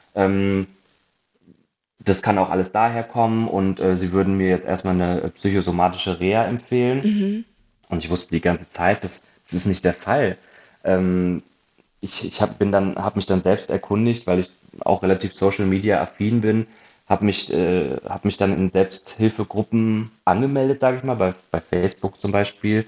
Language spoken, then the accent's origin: German; Hanover, Lower Saxony, Germany; moved away as an adult; also born or lived in Munich; now in Berlin, Germany; ursprünglich äh, komme ich aus Hannover